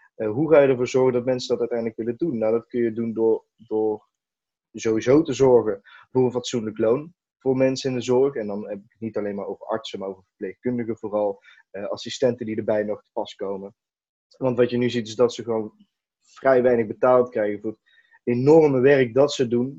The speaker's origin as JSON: {"language": "Dutch", "town": "Eindhoven", "region": "North Brabant", "country": "Netherlands", "said": "Eindhoven, dus de regio waar, ik vandaan kom"}